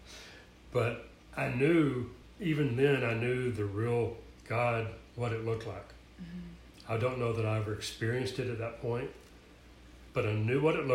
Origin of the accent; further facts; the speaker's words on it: Tennessee, United States; moved away as an adult; also born or lived in Atlanta, Georgia / Phoenix, Arizona; my hometown in Tennessee, moved down to Atlanta